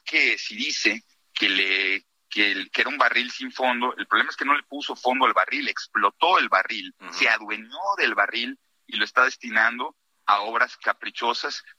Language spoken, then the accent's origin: Spanish; Yucatán, Mexico; Soy yucateco, en Yucatán hemos vivido duro y tupido los huracanes